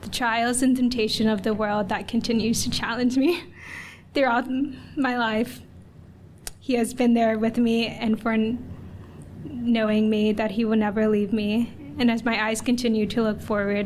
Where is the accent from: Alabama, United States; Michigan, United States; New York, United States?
Alabama, United States; moved away as an adult; also born or lived in Guayaquil, Ecuador / Dallas, Texas; I'm from Alabama, but I also was adopted from Guayaquil, Ecuador when I was 2 years old, and I grew up in a loving Christian household